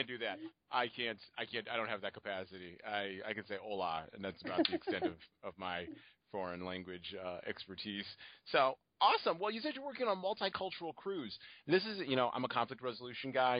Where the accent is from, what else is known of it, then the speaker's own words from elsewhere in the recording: United States; as an American, obviously I come from a certain historical and cultural mindset and background